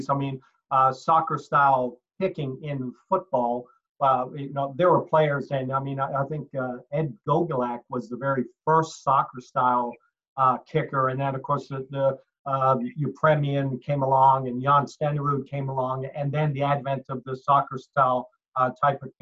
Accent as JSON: {"language": "English", "town": "Halifax", "region": "Nova Scotia", "country": "Canada", "tie": "born there", "said": "So uh, I uh, originally was born Canadian. I was born in Halifax, Nova Scotia."}